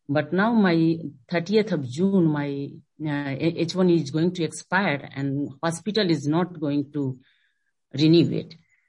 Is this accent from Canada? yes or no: yes; Canada; now in United States; when I was on TN as a Canadian, I filed my NIW